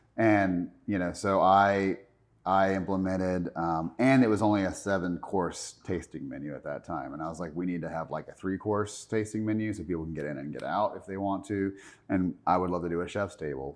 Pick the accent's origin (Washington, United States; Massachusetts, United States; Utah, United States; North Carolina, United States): North Carolina, United States; Charlotte; I was born and raised here in Charlotte